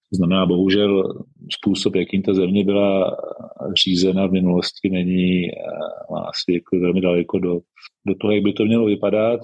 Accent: Czechia; moved away as an adult; now in Madagascar; já jsem Čech a Čechem, Čechem vždycky budu

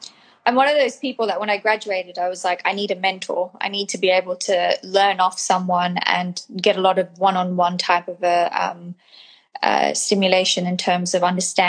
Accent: New Zealand; New Zealand.

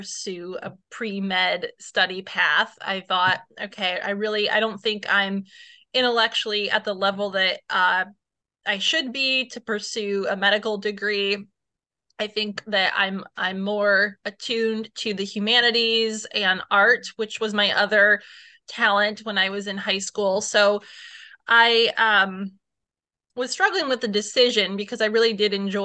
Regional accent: Northeast Indiana, United States; I'm from the Northeast Indiana area.

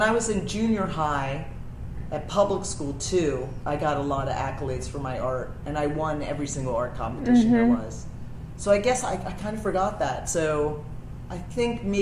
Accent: Wilmington, Delaware, United States; I grew up in Wilmington, Delaware

